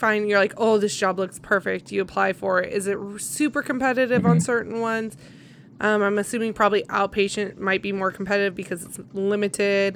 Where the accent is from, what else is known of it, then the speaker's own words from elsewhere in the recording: California, United States; I grew up in California.